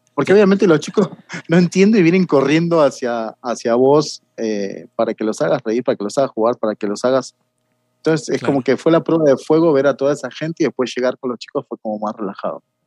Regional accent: Mariano Acosta, Buenos Aires Province, Argentina; moved away as an adult; also born or lived in Marcos Paz / Mexico / Brazil; no vivía en Marcos Paz, sino que era una, ciudad que quedaba pegada a Mariano Acosta, que, fue donde yo me crié

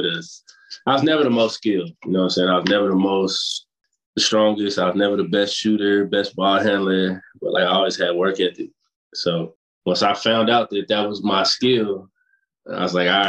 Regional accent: Fort Worth, Texas, United States; I'm from Fort Worth, Texas

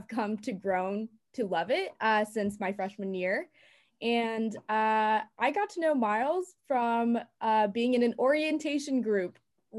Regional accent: Texas, United States; as a Texan.

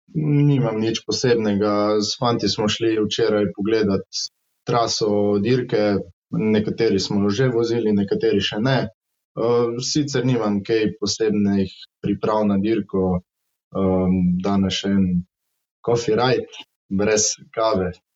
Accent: Mozirje, Savinja, Slovenia; prihajam iz Mozirja.

